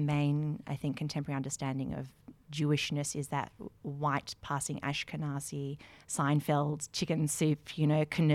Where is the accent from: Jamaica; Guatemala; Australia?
Australia; Melbourne, Victoria; now in Canberra, Australia; I am from Melbourne originally, but live here in Canberra